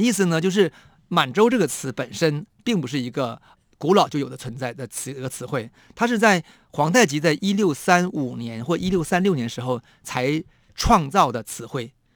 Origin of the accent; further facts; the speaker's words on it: Shenyang, Liaoning, China; now in Taiwan; 我的老家沈阳